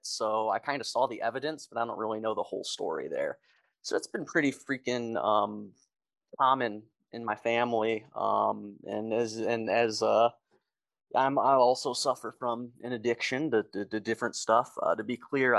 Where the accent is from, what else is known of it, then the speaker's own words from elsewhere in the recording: Detroit, Michigan, United States; moved away as an adult; now in Kansas, United States; I grew up in Michigan, Metro Detroit area